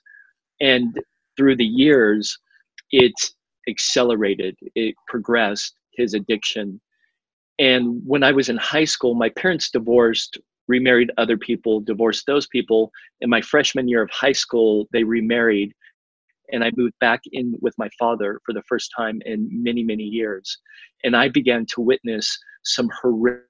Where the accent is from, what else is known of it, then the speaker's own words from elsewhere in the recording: California, United States; moved away as an adult; also born or lived in Miami, Florida; back in California, in my home state